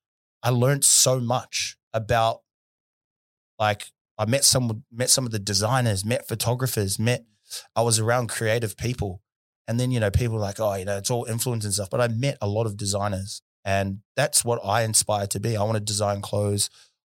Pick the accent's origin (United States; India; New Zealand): New Zealand; South Auckland, Auckland; Well, where I grew up in South Auckland, in Thompson Street, it was a beautiful place